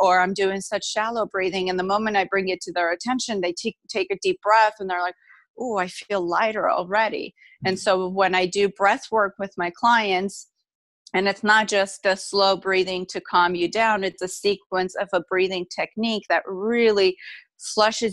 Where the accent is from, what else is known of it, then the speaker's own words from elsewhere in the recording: Armenia; now in United States; I was moved from my home country, Armenia, to United States.